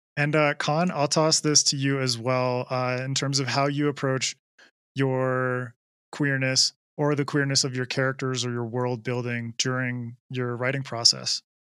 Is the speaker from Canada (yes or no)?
yes; Canada; I'm, I'm from Canada